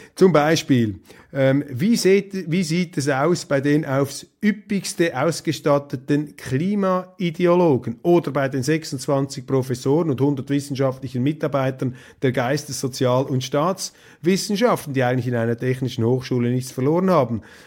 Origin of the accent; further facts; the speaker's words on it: Switzerland; wir Schweizer